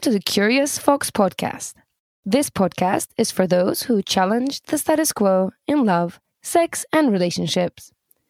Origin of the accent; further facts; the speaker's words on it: United Kingdom; now in United States; Moving on. UK, very civilized, as you can imagine. In the UK, we only campaign for 6 weeks prior.